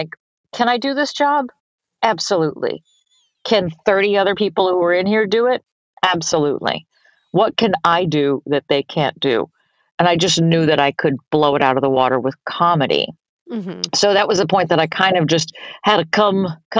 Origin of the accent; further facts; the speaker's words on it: Boston, Massachusetts, United States; moved away as an adult; also born or lived in New York City; I grew up in Boston, Massachusetts, doing musicals and comedy.